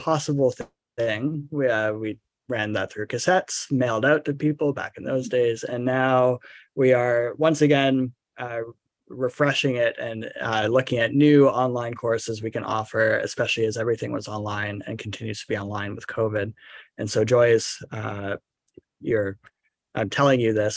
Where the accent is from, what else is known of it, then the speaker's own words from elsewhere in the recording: Vancouver, British Columbia, Canada; also born or lived in St Andrews, Scotland; I am from Vancouver, from Canada